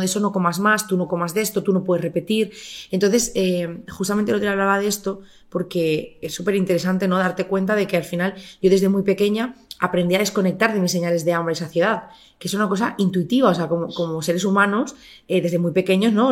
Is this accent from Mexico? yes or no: no; Barcelona, Catalonia, Spain; moved away as an adult; also born or lived in Murcia; yo nací en Barcelona, eh, crecí en Barcelona hasta los 24